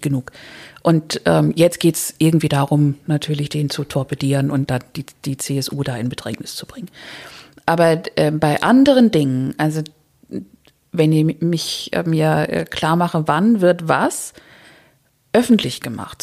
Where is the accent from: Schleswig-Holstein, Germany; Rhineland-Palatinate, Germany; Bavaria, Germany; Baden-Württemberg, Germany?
Schleswig-Holstein, Germany; mein Schleswig-Holstein ist meine Heimat eigentlich